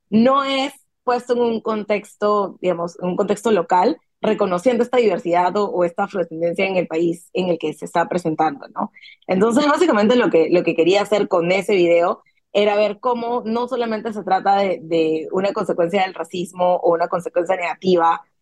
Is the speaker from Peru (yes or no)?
yes; Peru; hemos pensado que todos somos peruanos